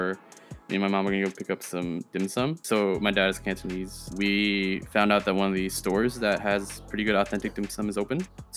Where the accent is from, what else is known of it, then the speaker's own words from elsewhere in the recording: United States; accent: American; first language Chinese; English is a second language; sometimes my accent shows that I'm American.